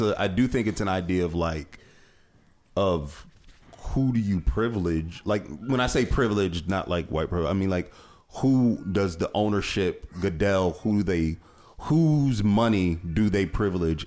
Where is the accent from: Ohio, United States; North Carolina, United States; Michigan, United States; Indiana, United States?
Ohio, United States; Cleveland; I'm from Cleveland area